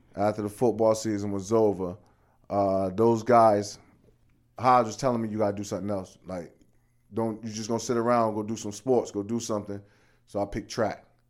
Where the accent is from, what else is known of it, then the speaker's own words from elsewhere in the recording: Chappelle Gardens, Connecticut, United States; also born or lived in Blue Hills, Granby Street; I grew up in Chappelle